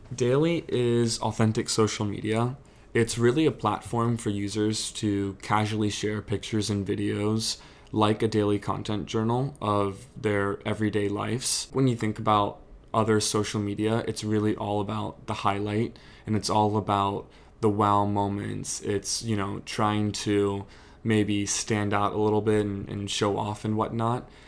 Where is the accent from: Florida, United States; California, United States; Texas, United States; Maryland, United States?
Maryland, United States; Annapolis; also born or lived in Charleston, South Carolina; I'm from Annapolis, Maryland, born and raised.